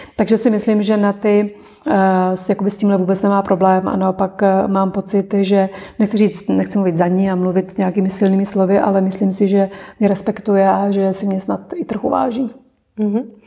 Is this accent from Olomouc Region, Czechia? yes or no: yes; Olomouc, Olomouc Region, Czechia; dětství jsem prožila v Olomouci